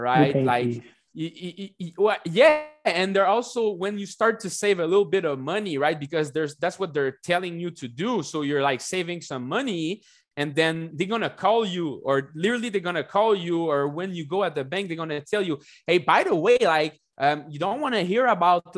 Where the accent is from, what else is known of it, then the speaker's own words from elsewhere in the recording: Canada; I'm from Canada.